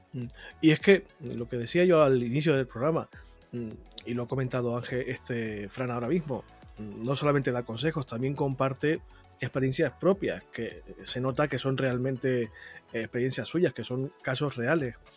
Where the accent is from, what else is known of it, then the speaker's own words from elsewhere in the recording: La Palma, Canary Islands, Spain; moved away; Yo soy de La Palma